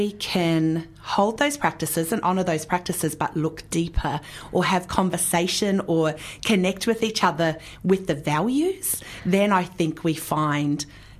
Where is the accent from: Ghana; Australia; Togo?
Australia; now in New Zealand; And so we live here in New Zealand. Actually, I'm Australian originally, but you couldn't tell, right? Because I've got such a good, strong Kiwi accent.